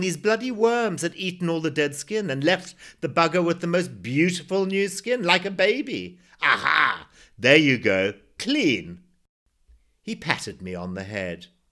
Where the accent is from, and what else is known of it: Zimbabwe; born or raised there